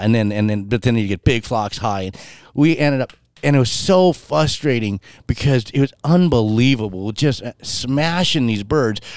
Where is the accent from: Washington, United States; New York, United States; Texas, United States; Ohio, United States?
Washington, United States; I'm from Washington State